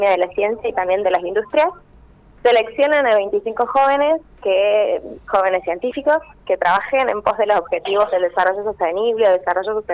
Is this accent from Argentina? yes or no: yes; Villa del Rosario, Córdoba, Argentina; Sí, soy de Villa del Rosario.